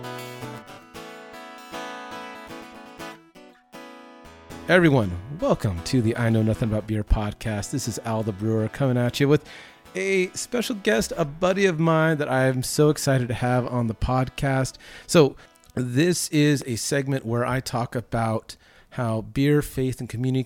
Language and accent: English; Southern California, United States; now in Texas, United States; growing up in Southern California to me coming out here in Texas